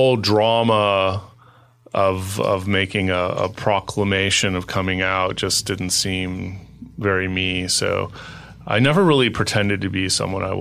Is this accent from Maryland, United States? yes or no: no; Los Angeles, California, United States; moved away as an adult; also born or lived in New York; I moved from New York to Los Angeles a few years ago, even though I'm an LA native